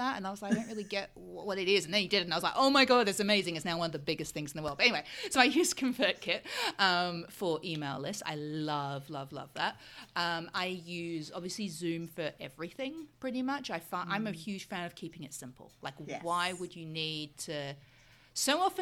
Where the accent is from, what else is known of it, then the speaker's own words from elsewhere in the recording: Australia; moved away; also born or lived in United Kingdom; I'm from Australia originally